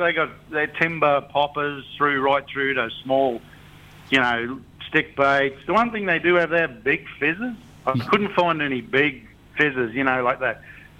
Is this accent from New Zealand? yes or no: no; the Burdekin, Queensland, Australia; I grew up in the Burdekin